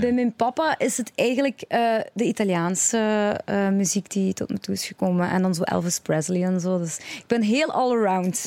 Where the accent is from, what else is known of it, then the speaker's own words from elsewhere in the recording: Genk, Flanders, Belgium; Ik ben eh, een een, allez, België geboren, Vlaanderen geboren